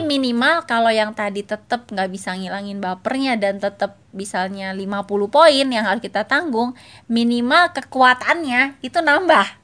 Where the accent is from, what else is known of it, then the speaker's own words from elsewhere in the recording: Cilegon, Banten, Indonesia; moved away as an adult; also born or lived in Jakarta; gue waktu kuliah gue dari Cilegon kuliah di Jakarta